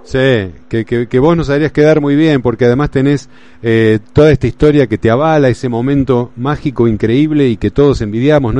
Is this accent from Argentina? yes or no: yes; Argentina; con lo cabuleros que somos los argentinos y los futboleros